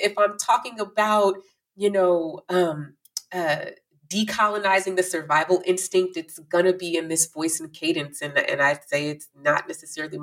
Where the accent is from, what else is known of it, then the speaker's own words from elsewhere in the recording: Chicago, Illinois, United States; also born or lived in Danville, Illinois; I was born in Danville, Illinois. And shortly after my birth, I was relinquished by my birth mother and adopted by a Black family in Chicago